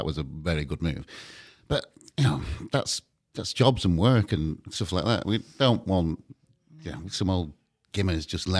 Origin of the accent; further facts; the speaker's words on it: the north of England, United Kingdom; Because if you are Northern and working class, and hello, I'm the closest we've got to that, right?